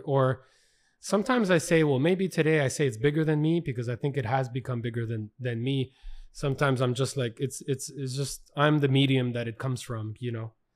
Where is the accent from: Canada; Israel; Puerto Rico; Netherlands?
Canada; We're from Canada